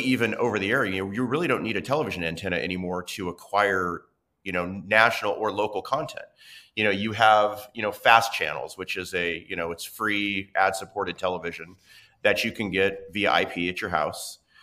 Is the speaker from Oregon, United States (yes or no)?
yes; Medford, Oregon, United States; moved away; I grew up watching local news in Southern Oregon